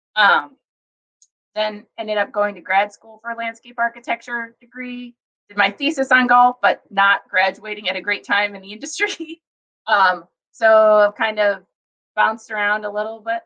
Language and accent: English; Fort Wayne, Indiana, United States; now in Madison, United States; I grew up in uh, Fort Wayne